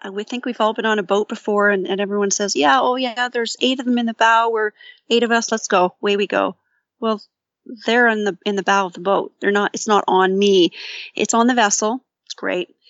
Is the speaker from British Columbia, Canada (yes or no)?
no; St. Catharines, Ontario, Canada; I'm from Saint Catharines